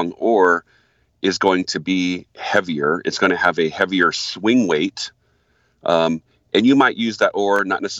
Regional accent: Michigan, United States; moved away; I'm originally a Michigander. I was born in Michigan

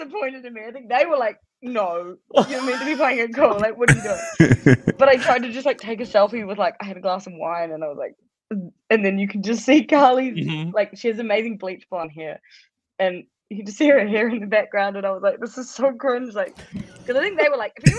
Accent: New Zealand; I'm from New Zealand

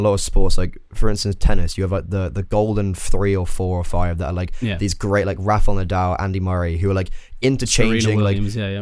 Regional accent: England, United Kingdom; moved away as an adult; now in Ireland; I'm English

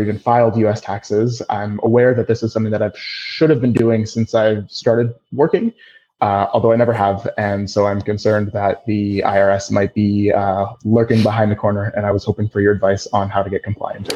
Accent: Canada; moved away as an adult; also born or lived in United States; now in Philadelphia, United States; I was born in the U S to Hungarian parents, but I grew up in Canada

